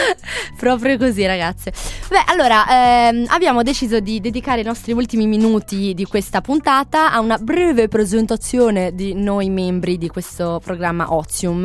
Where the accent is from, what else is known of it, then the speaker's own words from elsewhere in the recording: Pietra Ligure, Liguria, Italy; io non sono di Genova, io sono del paesino vicino, di Pietra Ligure